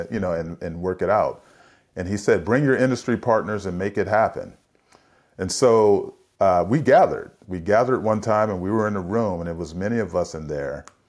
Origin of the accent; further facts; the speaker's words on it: San Francisco, California, United States; I grew up in San Francisco in the seventies